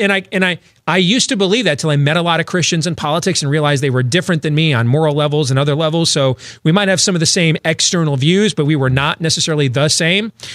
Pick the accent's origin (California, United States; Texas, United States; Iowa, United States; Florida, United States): Iowa, United States; my home state of Iowa